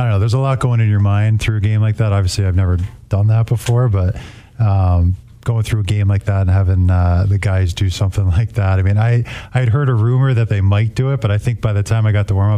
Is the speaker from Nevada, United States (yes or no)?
no; New York, United States; moved away; also born or lived in Grand Rapids; I grew up in New York